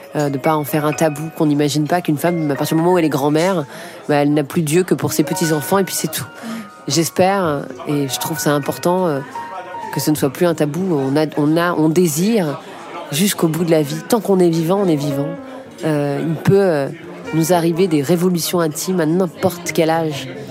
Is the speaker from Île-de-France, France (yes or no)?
yes; Paris, Île-de-France, France; J'ai grandi euh, dans le 10e arrondissement, pas loin d'ici du tout